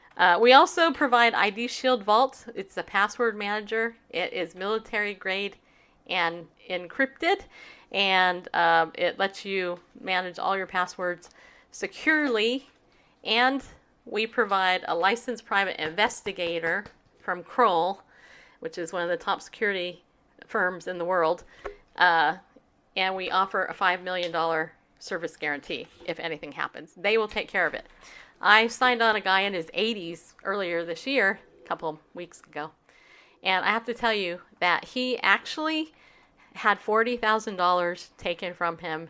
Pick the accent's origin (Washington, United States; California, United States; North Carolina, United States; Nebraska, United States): California, United States; I grew up in California. My whole life in California